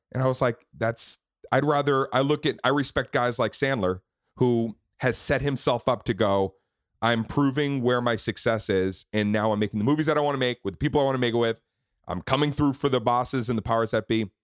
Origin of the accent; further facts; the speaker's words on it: Boston, Massachusetts, United States; moved away; We filmed it in Boston. I got to produce it in my hometown